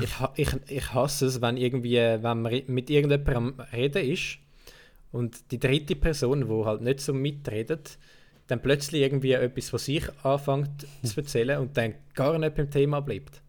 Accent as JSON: {"language": "German", "country": "Switzerland", "accent": "Swiss Standard German", "said": "ich habe normalerweise rede immer so das Schweizer Hochdeutsch"}